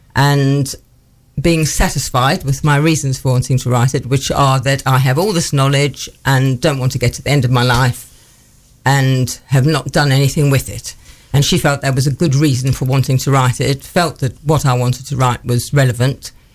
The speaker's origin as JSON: {"language": "English", "town": "Johannesburg", "region": "Gauteng", "country": "South Africa", "tie": "born or raised there", "moved": "as an adult", "lives_now": "Newark, United Kingdom", "said": "I grew up in South Africa was born in Johannesburg and lived there until I was 21 when I moved to the UK"}